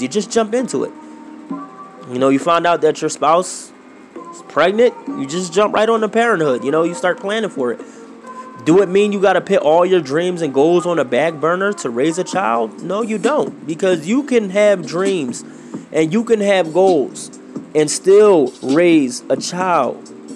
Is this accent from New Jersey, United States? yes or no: no; Philadelphia, Pennsylvania, United States; I grew up in Philadelphia, Pennsylvania, to be exact